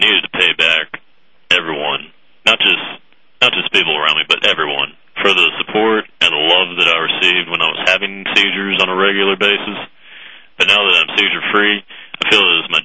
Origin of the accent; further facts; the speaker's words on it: Mobile, Alabama, United States; now in Hattiesburg, United States; originally born in Mobile, Alabama